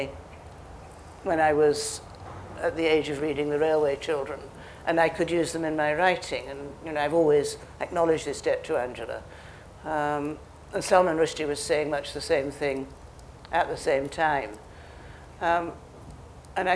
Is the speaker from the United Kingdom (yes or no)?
yes; United Kingdom; being a British novelist